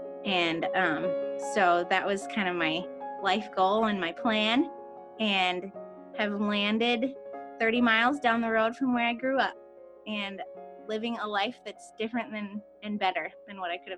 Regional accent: Michigan, United States; also born or lived in Allegan, Michigan; I live in Allegan, Michigan, about half an hour from where we grew up.

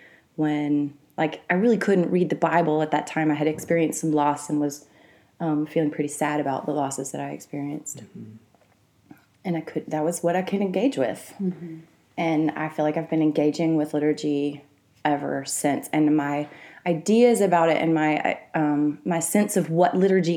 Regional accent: Mississippi River Delta, Louisiana, United States; also born or lived in Arkansas; I grew up in the Mississippi River Delta. Half of my growing up, I would call in Arkansas, and half of it in Louisiana, right in the agricultural community of the Mississippi River Delta.

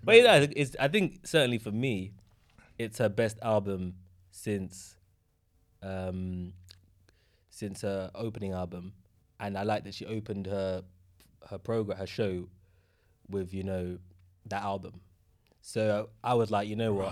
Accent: London, United Kingdom; my hometown, Tottenham, opposite from where I grew up

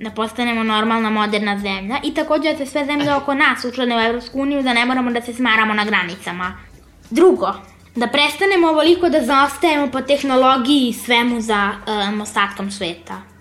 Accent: Serbia; ja sam iz Srbije.

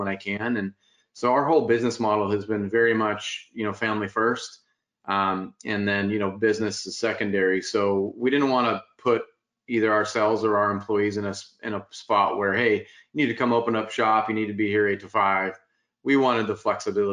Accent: Spokane, Washington, United States; now in Folsom, United States; I have a big family contingent up in Spokane, Washington. So grew up in the Northwest. It moved down here in the late, like 1988, 89

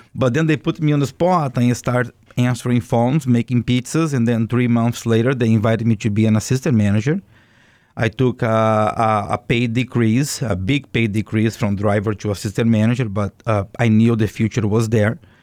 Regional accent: Brazil; English is a second language; moved away as an adult; also born or lived in Boston; now in United States; I am originally from Brazil

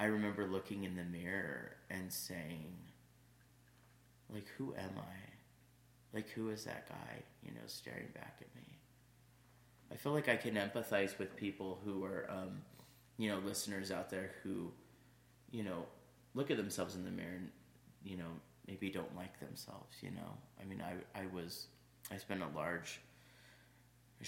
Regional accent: California, United States; I grew up in California

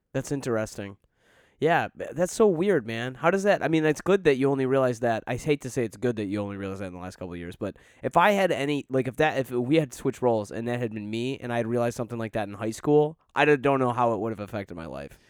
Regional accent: Detroit, Michigan, United States; moved away; I grew up in Metro Detroit in a, a very diverse community

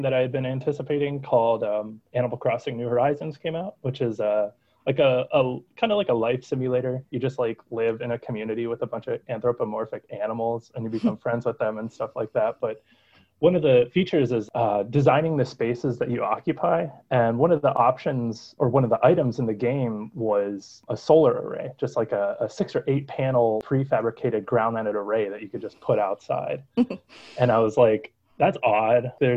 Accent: Youngstown, Ohio, United States; Growing up in Youngstown, it was just your typical Rust Belt community

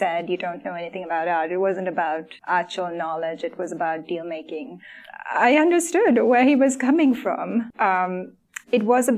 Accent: Sri Lanka; moved away; I grew up in Sri Lanka. I don't have much family here.

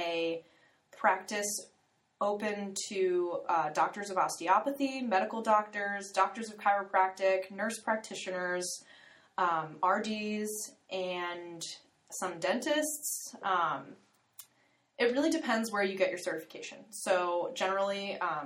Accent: Florida, United States; I was born and raised in Florida

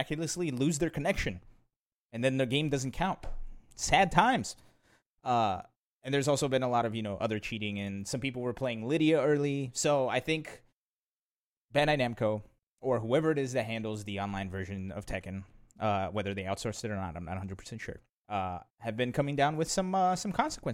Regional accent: Brazil; now in United States; I was born in Brazil.

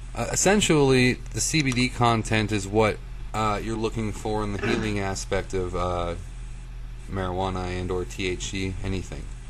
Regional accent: United States; we're American

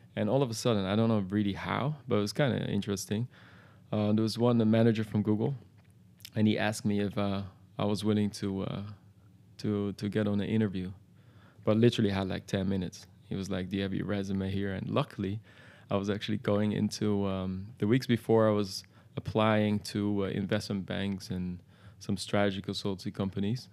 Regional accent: Amsterdam, North Holland, Netherlands; in the Netherlands, where I was born in Amsterdam

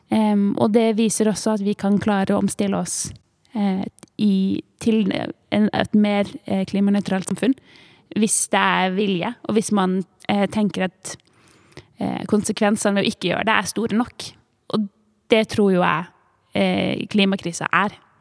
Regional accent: Tvedestrand, Agder, Norway; Jeg vokste opp i Tvedestrand

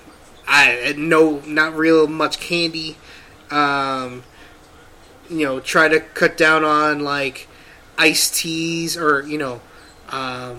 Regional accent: Philippines; I'm Filipino.

